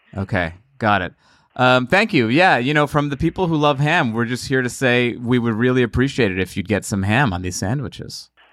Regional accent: New York, United States; now in Los Angeles, United States; I'm a New Yorker. I live in L A.

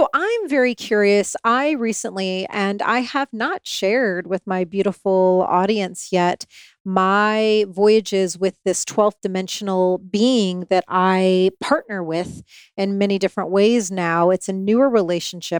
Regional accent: Indiana, United States; moved away; I grew up in Indiana

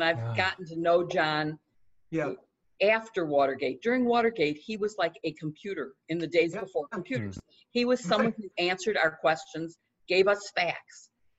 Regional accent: Evanston, Illinois, United States; Evanston, my hometown.

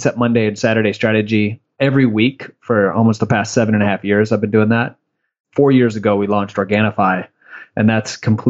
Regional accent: Michigan, United States; moved away; also born or lived in Tampa, Florida; I'm actually originally from Michigan.

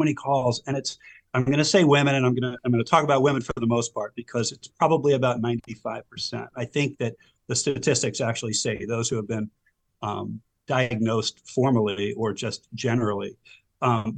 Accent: Silver Spring, Maryland, United States; also born or lived in Howard County, Maryland; I grew up in Silver Spring, Maryland. I've been a Maryland resident all my life

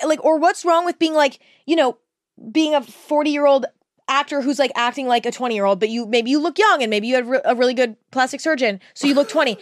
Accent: Northern California, United States; born or raised there

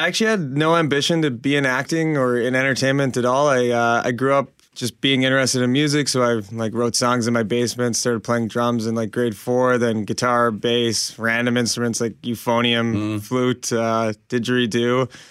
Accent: Winnipeg, Manitoba, Canada; my hometown of Winnipeg

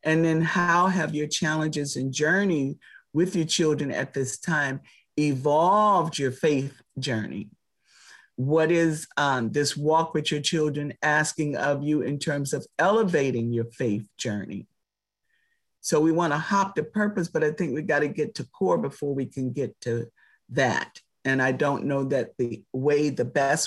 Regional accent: Palm Beach, Florida, United States; I grew up in Palm Beach, Florida with some of the richest people in the world

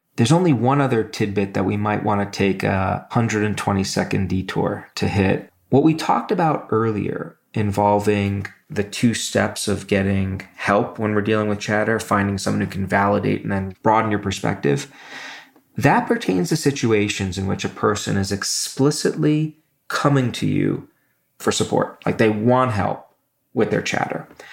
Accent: New York City, New York, United States; moved away; also born or lived in Michigan; where I grew up in Brooklyn

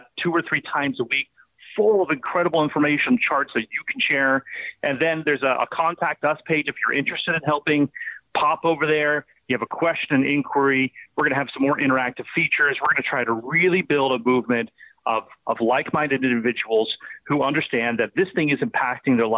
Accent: the Bay Area, California, United States; moved away; The Bay Area, my hometown there

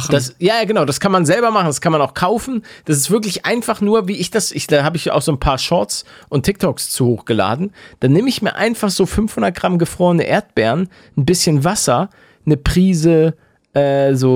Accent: Hamburg, Germany; now in Bavaria, Germany; ich komme aus Hamburg.

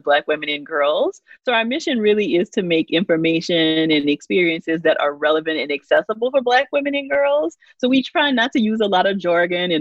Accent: Louisiana, United States; I grew up in Louisiana, very small town

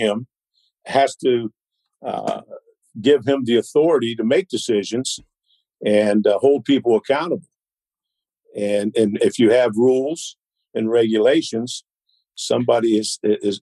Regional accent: Pennsylvania, United States; moved away; growing up in Pennsylvania

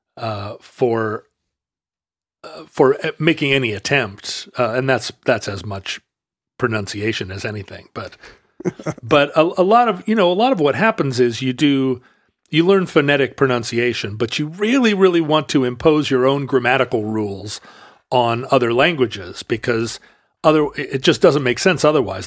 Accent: Alaska, United States; now in Pacific Northwest, United States; I grew up in Alaska and that we live here in the Northwest

